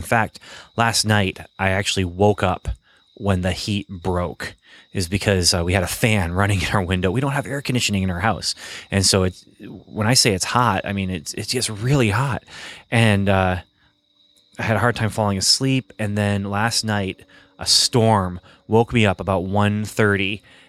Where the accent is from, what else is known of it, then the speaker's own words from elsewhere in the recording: Michigan, United States; also born or lived in Ontario, Canada; And I think it has to do with growing up in Ontario and in Michigan and kind of these northern Midwest states